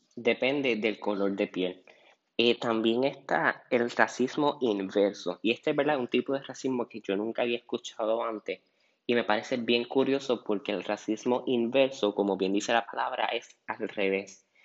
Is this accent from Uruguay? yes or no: no; Puerto Rico; nosotros como puertorriqueños